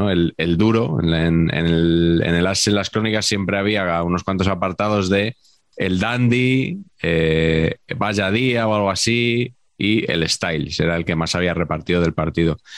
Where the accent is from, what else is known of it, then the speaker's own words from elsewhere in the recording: Madrid, Community of Madrid, Spain; yo que soy de Madrid, dime dónde está